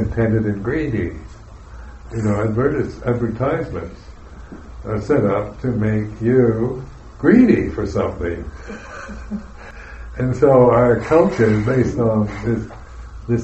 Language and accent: English; United States; I'm an American